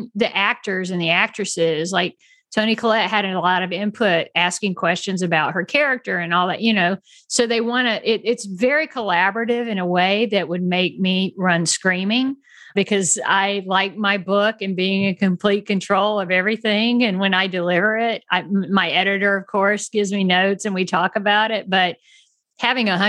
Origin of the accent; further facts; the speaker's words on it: United States; as an American. I mean, I was raised to like, we're all in this together